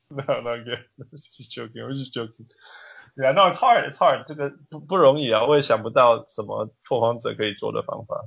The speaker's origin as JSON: {"language": "English", "country": "Canada", "said": "I'm Canadian"}